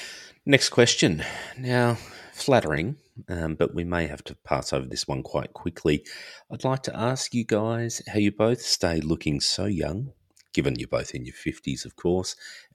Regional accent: Australia; also born or lived in far north Queensland; being a child growing up in Australia, always out in the sun, and also lived in far north Queensland for 11 years.

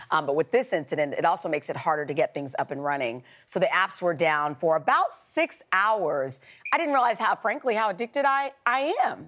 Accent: Kansas, United States; I'm from Kansas

